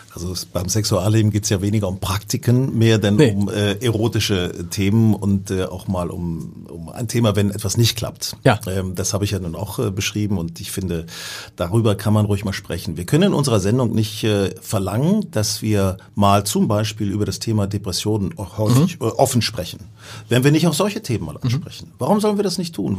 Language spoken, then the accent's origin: German; Hanover, Lower Saxony, Germany; Da bin ich nach Hannover gefahren, meiner Heimatstadt, wo ich noch meinen ersten Wohnsitz habe